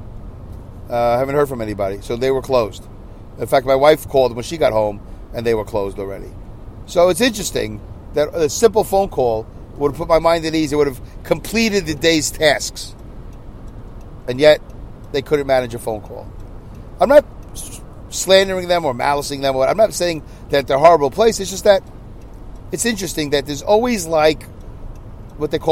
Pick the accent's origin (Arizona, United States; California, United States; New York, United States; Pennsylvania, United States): New York, United States; Saugerties; in Saugerties, in my hometown